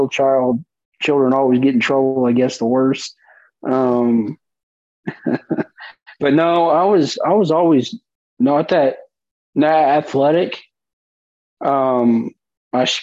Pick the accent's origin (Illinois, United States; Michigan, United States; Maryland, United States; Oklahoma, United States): Oklahoma, United States; Enid; also born or lived in Woodward, Oklahoma; I grew up, I was born in Woodward, Oklahoma, which is Western Oklahoma, and my family moved to the Enid area in the 90s